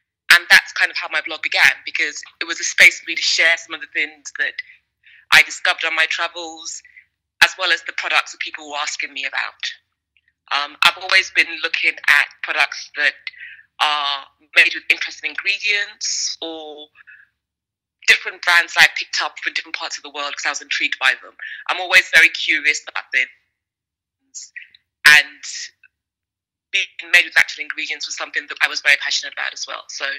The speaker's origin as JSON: {"language": "English", "region": "London", "country": "United Kingdom", "also_born_or_lived": "Nigeria", "said": "I'm a Londoner, originally born in West Africa in Nigeria, and traveled all over the world."}